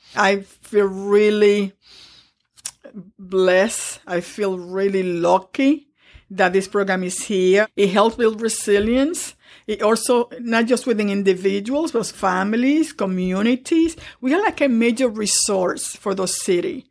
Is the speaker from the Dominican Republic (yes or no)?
yes; Dominican Republic; now in New York, United States; I grew up in the Dominican Republic